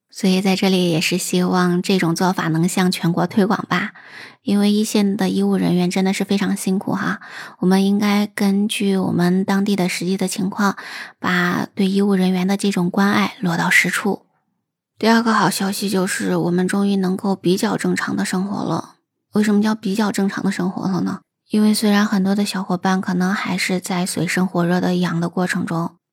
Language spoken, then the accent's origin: Chinese; China; 对我们中国人来讲呢，我们传统了过了这么几百上千年的时间，都是在燃放烟花爆竹的过程中来度过这个新年的